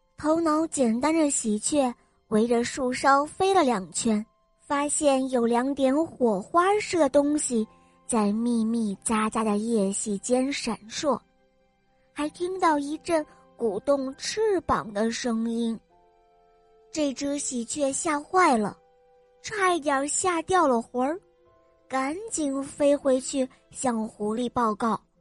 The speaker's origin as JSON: {"language": "Chinese", "town": "Harbin", "region": "Heilongjiang", "country": "China", "said": "我六岁了，我来自美丽的哈尔滨"}